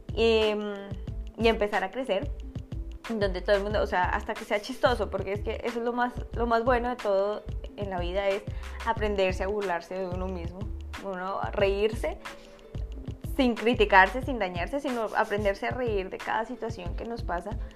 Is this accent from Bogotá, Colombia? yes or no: yes; Bogotá, Colombia; moved away as an adult; now in United States; soy de Colombia, soy bogotana